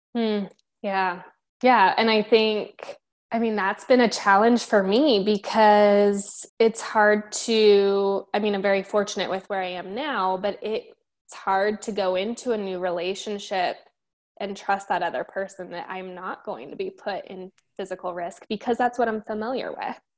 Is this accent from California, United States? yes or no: no; Denver, Colorado, United States; moved away as an adult; also born or lived in Miami, Florida / Fort Hood, Texas / Tampa, Florida; born and raised in Denver, and I've lived pretty much everywhere in the Metro Denver area